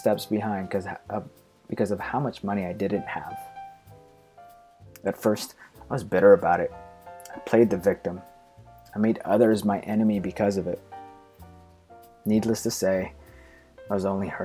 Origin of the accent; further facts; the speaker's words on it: Philippines; Growing up in the Philippines